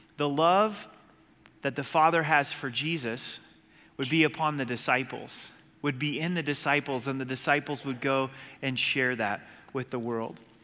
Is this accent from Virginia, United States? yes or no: no; Southern Oregon, United States; Growing up in Southern Oregon on the, the Rogue River